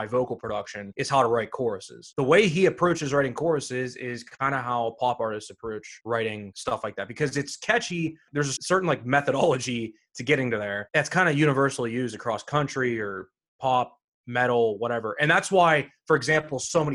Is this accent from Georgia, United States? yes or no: no; Pittsburgh, Pennsylvania, United States; Growing up here